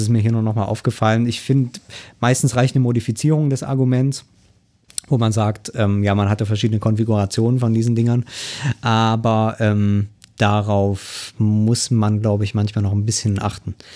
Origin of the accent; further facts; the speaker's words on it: eastern Germany, Germany; bin ja Ossi, kann man so sagen. Ähm, also das heißt, äh, schon in der BRD geboren, aber äh, im Osten oder in den neuen Bundesländern, wie es dann so schön heißt, aufgewachsen.